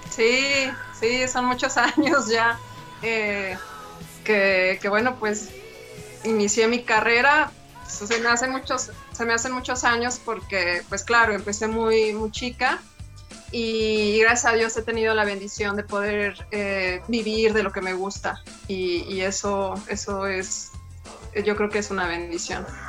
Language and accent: Spanish; Durango, Mexico; moved away as an adult; now in Mexico City, Mexico; yo soy de Durango